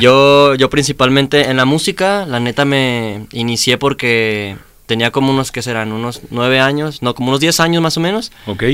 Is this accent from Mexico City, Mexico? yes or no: no; Chihuahua, Mexico; now in Guadalajara, Mexico; Yo soy de Chihuahua